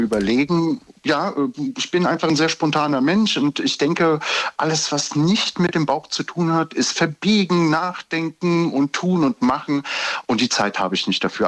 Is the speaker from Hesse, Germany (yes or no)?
yes; Giessen, Hesse, Germany; Ich komme aus Gießen